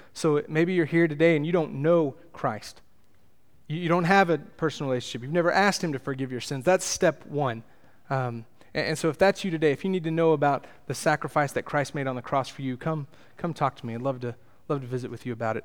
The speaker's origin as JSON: {"language": "English", "region": "Texas", "country": "United States", "said": "I come from Texas, the greatest nation in the world"}